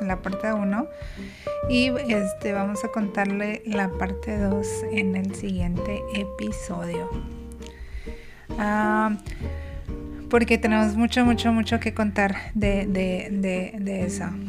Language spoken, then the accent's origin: Spanish; Mexico; nosotros como mexicanos